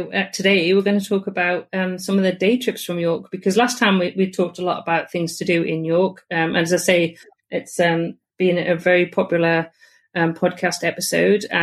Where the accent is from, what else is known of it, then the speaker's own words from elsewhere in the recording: United Kingdom; Because even I don't even think of that as a Brit.